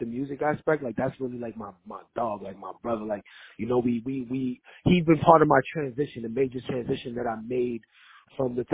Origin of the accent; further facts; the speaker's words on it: New York City, New York, United States; I was growing up in Brooklyn, New York in the 90s